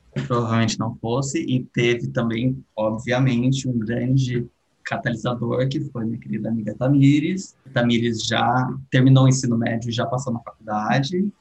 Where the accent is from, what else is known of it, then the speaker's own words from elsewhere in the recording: Atibaia, São Paulo, Brazil; eu tenho 28 anos, nasci em Atibaia, cresci em Atibaia